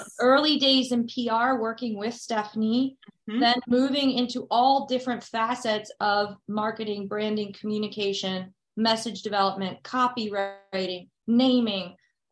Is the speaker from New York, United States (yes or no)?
no; New Jersey, United States; moved away as an adult; also born or lived in Nashville, Tennessee; I'm originally from New Jersey